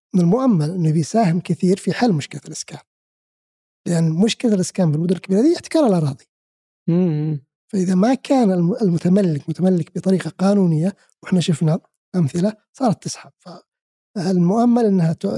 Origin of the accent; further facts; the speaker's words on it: Saudi Arabia; انا كسعودي